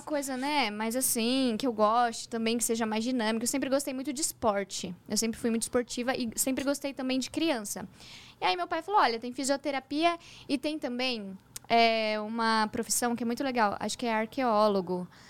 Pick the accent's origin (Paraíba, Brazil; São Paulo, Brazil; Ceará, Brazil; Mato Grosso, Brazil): São Paulo, Brazil; Hortolândia; also born or lived in São Bernardo do Campo / Sumaré / Campinas; Eu nasci em São Bernardo do Campo, mas eu cresci no interior de São Paulo, uma cidade chamada Hortolândia